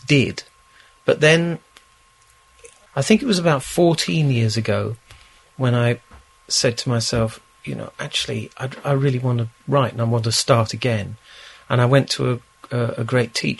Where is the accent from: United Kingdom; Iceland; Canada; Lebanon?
United Kingdom; London; in Chiswick, where we are at this very moment. I wasn't born in this flat, but I was born in Chiswick.